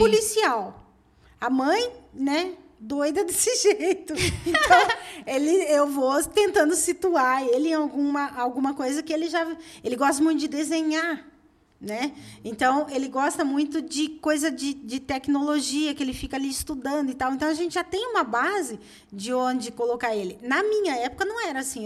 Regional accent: Curitiba, Paraná, Brazil; moved away as an adult; also born or lived in Pará / Belo Horizonte; eu sou de Curitiba

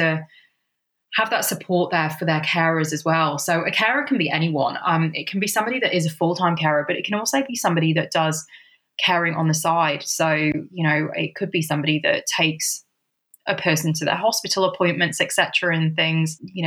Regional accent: United Kingdom; moved away as an adult; also born or lived in Sydney, Australia; I have been originally from the UK

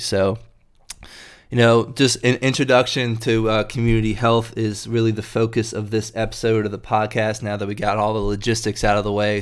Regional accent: Durham, North Carolina, United States; moved away as an adult; also born or lived in Chapel Hill, North Carolina; now in Richmond, United States; I'm from North Carolina myself. Uh, Grew up in Durham and Chapel Hill down there

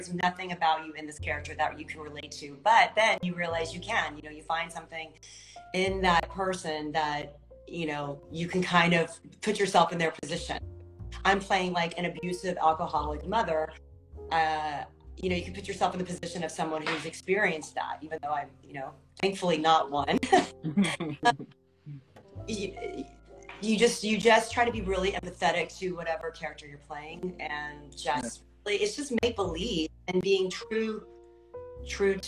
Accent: Texas, United States; moved away; I'm from Texas

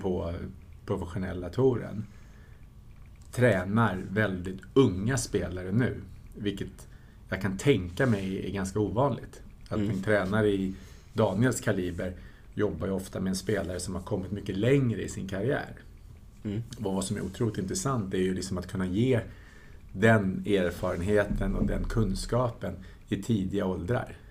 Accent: Tyresö, Stockholm County, Sweden; Vi växte upp tillsammans i Tyresö

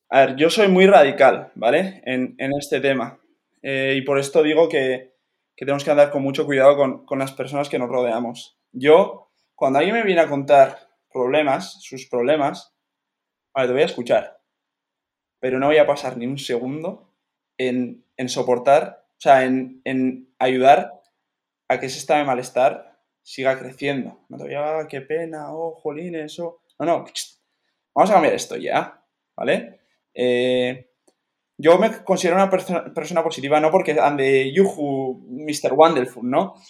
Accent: Spain; me tenía que volver para España

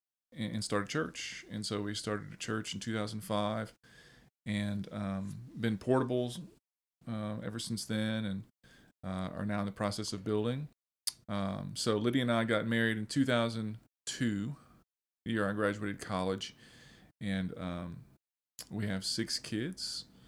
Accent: Youngsville, Louisiana, United States; also born or lived in Crowley / Lafayette; I am from this area. And I was born in Crowley, so a little west of here, but lived in Lafayette, Youngsville, all my life.

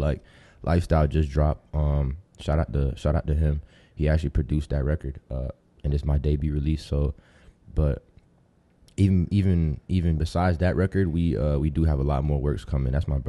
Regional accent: Tampa, Florida, United States; also born or lived in Ohio; I'm a Tampa baby, but, like, I was born in Ohio. But my family is from Dominican Republic, so I'm full Dominican.

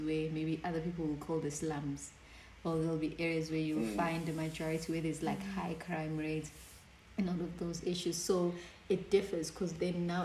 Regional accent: Johannesburg, Gauteng, South Africa; moved away as an adult; now in Pietermaritzburg, South Africa; I grew up in Johannesburg where it was very segregated

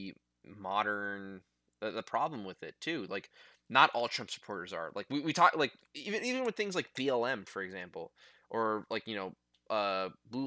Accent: United States; I'm in the army or because I'm an American

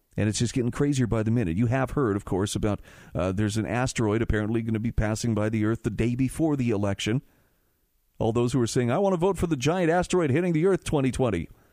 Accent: Utah, United States; in my home state of Utah

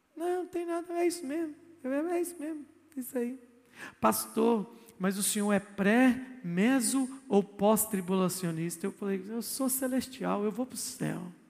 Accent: Brazil; eu sou brasileiro

